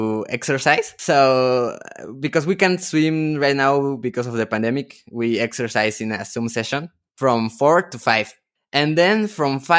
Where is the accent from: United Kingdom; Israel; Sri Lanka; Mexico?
Mexico; I am from Mexico